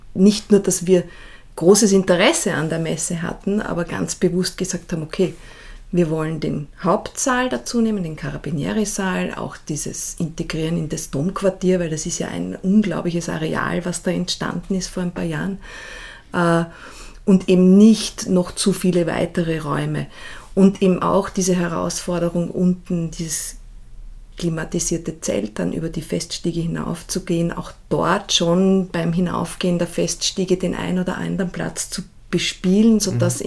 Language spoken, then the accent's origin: German; Salzburg, Austria; ich bin ja in Salzburg aufgewachsen und dort in die Schule gegangen